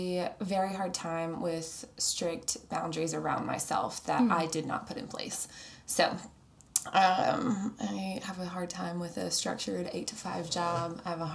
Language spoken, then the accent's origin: English; Arkansas, United States; now in Dallas, United States; I live here in Dallas. Down the street with my two dogs. And I grew up in Arkansas. And so Dallas is fairly new. I've been here for 5 years.